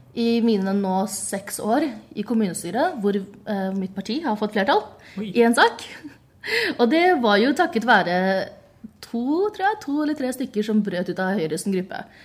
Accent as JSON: {"language": "Norwegian", "town": "Bærum", "region": "Akershus", "country": "Norway", "said": "jeg er fra Bærum"}